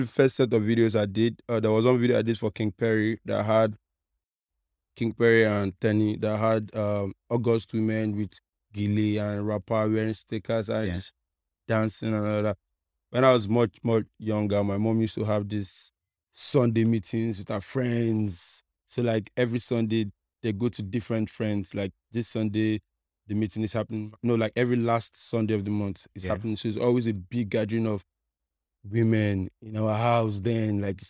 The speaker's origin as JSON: {"language": "English", "town": "Agungi", "region": "Lagos", "country": "Nigeria", "tie": "born or raised there", "said": "I grew up at Agungi here."}